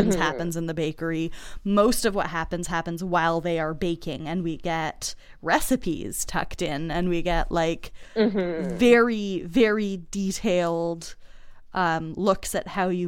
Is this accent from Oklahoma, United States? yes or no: no; Boston, Massachusetts, United States; growing up in Boston